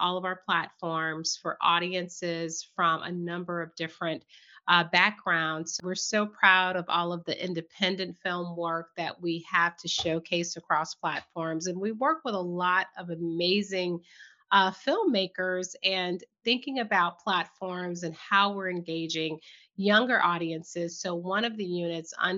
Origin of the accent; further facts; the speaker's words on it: Southern Virginia, United States; I was born and raised in Southern Virginia